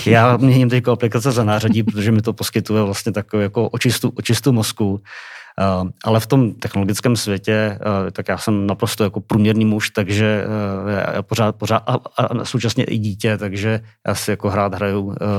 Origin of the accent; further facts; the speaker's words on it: Czechia; jako Češi, asi nejenom jako Češi